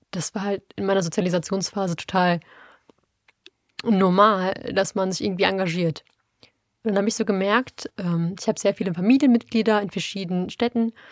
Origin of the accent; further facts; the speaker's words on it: Duisburg, North Rhine-Westphalia, Germany; ja, ich komme aus Marxloh beantworte